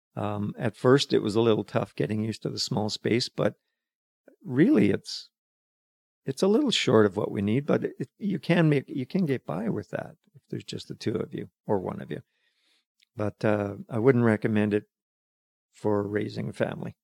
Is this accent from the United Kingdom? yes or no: no; Calgary, Alberta, Canada; moved away as an adult; also born or lived in Fraser Valley, British Columbia; now in Pender Island, Canada; Born and, born and raised in Calgary, but moved away in nineteen seventy-four.